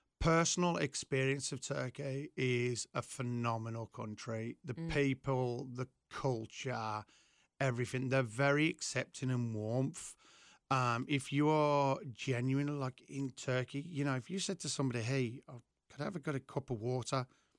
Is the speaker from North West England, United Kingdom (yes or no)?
no; West Midlands, United Kingdom; From an area called the Black Country.